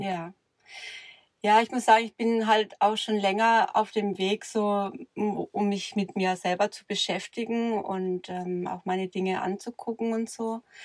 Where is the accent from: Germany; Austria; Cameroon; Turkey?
Germany; near Karlsruhe, Baden-Württemberg; aus, äh, in der Nähe von Karlsruhe